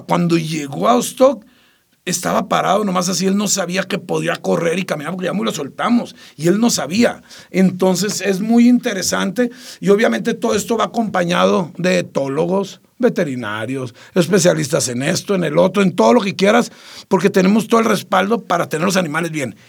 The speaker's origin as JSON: {"language": "Spanish", "region": "Sinaloa", "country": "Mexico", "said": "los sinaloenses somos gente de bien, no todos somos narcos"}